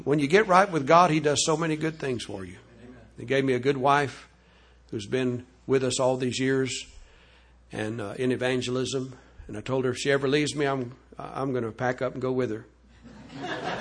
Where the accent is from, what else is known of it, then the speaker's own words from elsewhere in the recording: Louisiana, United States; I was raised down in Louisiana in the Catholic home